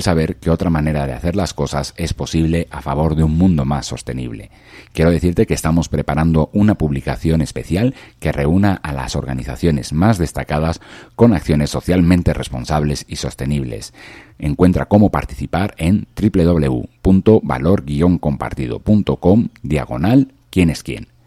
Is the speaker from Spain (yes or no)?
yes; Valencia, Valencian Community, Spain; desde bien pequeño, pues eh, en la calle de mi casa, yo soy de, de Valencia, un poquito más al sur de, de Barcelona